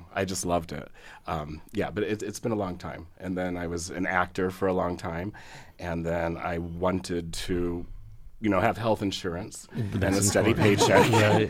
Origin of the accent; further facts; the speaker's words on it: Bloomington, Indiana, United States; I'm a Bloomington native